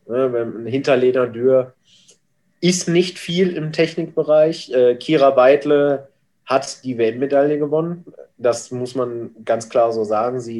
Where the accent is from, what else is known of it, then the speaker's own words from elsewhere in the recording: North Rhine-Westphalia, Germany; born there; Ich komme aus gebürtig aus dem Ruhrgebiet.